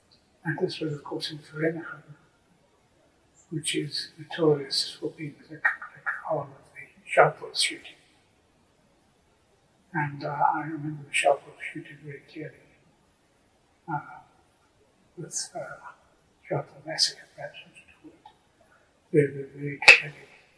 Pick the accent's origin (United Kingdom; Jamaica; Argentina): United Kingdom; England; born there; And I was born in England, and I was strong South African connections.